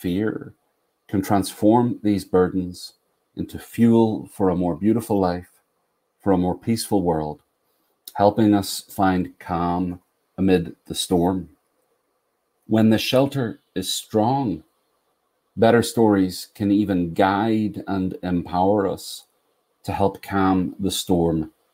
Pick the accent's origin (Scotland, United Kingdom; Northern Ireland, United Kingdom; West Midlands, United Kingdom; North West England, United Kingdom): Northern Ireland, United Kingdom; Belfast; now in North Carolina, United States; I grew up in the north of Ireland, and I live in North Carolina